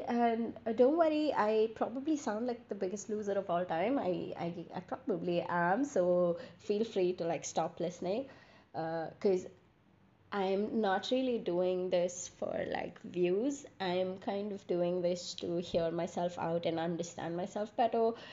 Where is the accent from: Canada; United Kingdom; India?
India; moved away as an adult; now in Dubai, United Arab Emirates; I was brought up in India and I've been in Dubai working for the last uh, three years